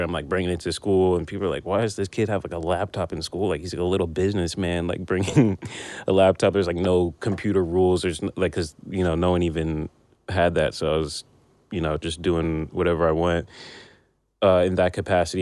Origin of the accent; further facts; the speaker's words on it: Union, New Jersey, United States; also born or lived in Brooklyn, New York; i grew up in new jersey